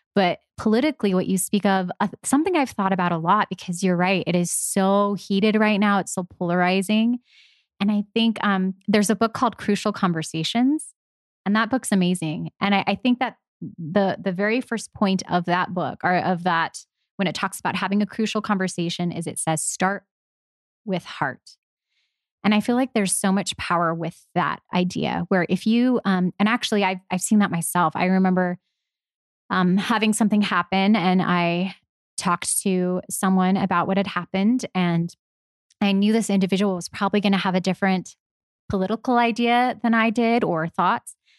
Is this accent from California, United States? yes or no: yes; Los Angeles, California, United States; I'm from Los Angeles